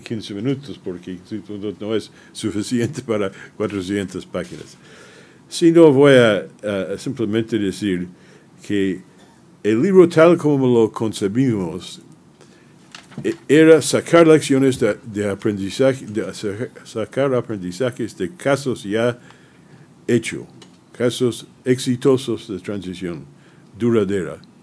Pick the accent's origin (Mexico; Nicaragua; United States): United States; mi país